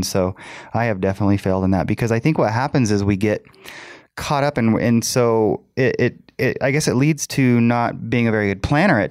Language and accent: English; United States; I like living in America. I like being an American.